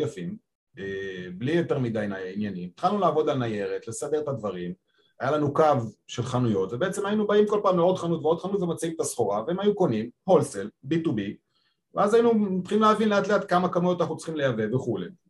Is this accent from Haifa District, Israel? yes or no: no; Petah Tikva, Central District, Israel; born or raised there; moved away as an adult; also born or lived in Japan / China / Spain; now in Tel Aviv, Israel